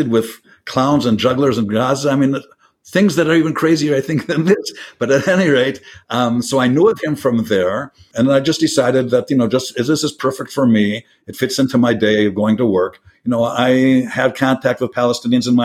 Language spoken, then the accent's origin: English; Minneapolis, Minnesota, United States; moved away as an adult; now in Kfar Etzion, Israel; I immigrated to Israel from America. I was born and raised in Minneapolis